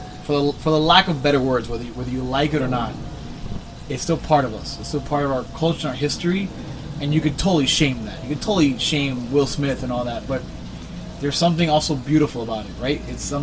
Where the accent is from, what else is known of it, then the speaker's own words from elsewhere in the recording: Havana, Cuba; now in Miami, United States; I was born in Cuba